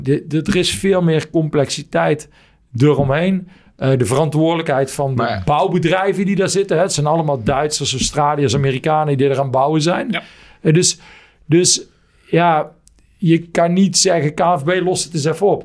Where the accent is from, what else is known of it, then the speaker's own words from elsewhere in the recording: Netherlands; ook bij mezelf als Nederlander